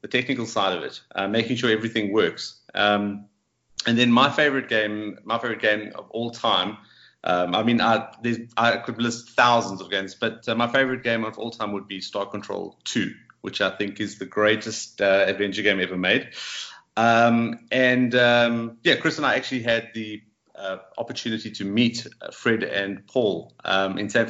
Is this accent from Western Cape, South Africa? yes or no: no; Johannesburg, Gauteng, South Africa; moved away as an adult; now in Cape Town, South Africa; we're originally from Johannesburg, which is sort of the main commerce city in South Africa. And we moved down to Cape Town a couple of years ago